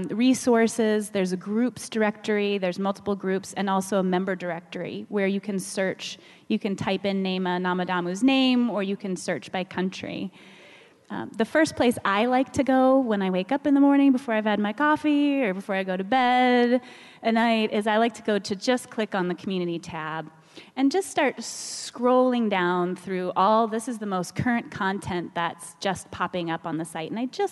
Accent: Kenya; I'm a Kenyan philanthropist helping the poor in all communities.

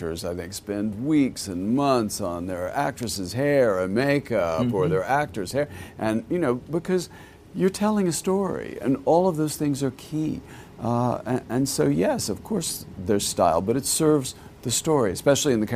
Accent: Texas, United States; I grew up in Texas

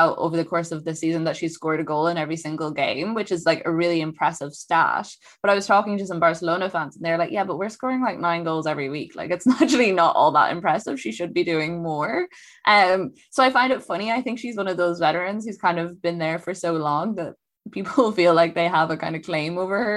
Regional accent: Ireland; I come from Ireland.

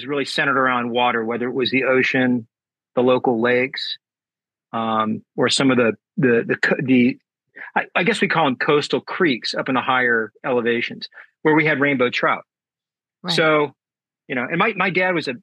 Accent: San Diego, California, United States; I was born in San Diego, California, and raised here, and I currently still live here.

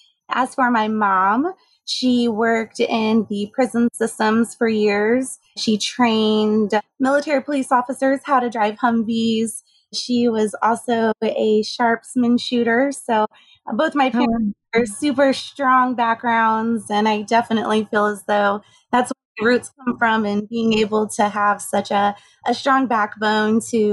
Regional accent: Junction City, Kansas, United States; born there; So I grew up as an army brat. As they say, my father was in the army. So he was stationed in Junction City, Kansas when I was born.

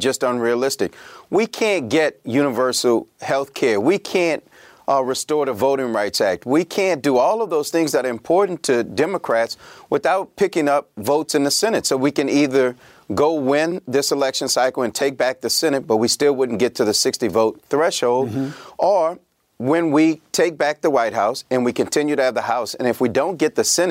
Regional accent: Louisiana, United States; my home state of Louisiana

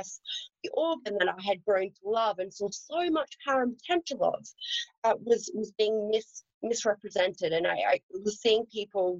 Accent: Australia; accent: Australian; I was raised on a farm in Australia, so I'm an Aussie girl, hence the accent.

